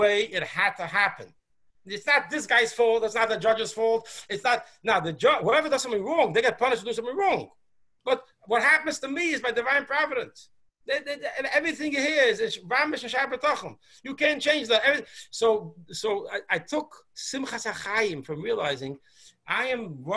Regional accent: New York City, New York, United States; I was born in Borough Park. I went to the yeshivas I went

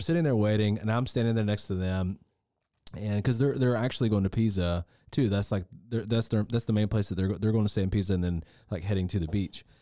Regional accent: the South, United States; I'm really from the South

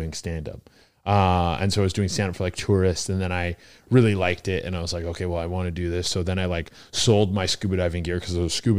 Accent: British Columbia, Canada; moved away as an adult; also born or lived in Mexico; now in Toronto, Canada; I'm from British Columbia, but I spent like 8 or 9 years in Toronto.

